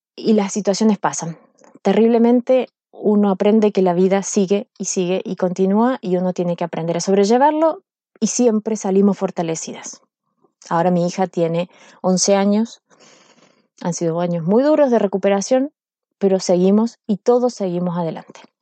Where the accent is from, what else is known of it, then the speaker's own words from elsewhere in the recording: Córdoba, Argentina; moved away as an adult; now in Chile; yo soy argentina, soy cordobesa. Córdoba es una ciudad